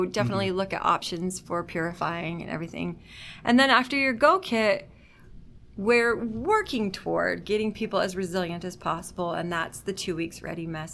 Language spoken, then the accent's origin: English; Utah, United States; now in Washington, United States; I am from Utah originally